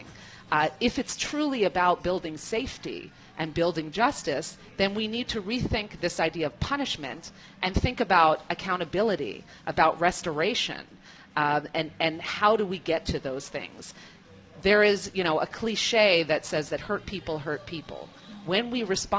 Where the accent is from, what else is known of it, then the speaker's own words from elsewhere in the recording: New York City, New York, United States; I come from the country, the United States. I'm from New York City.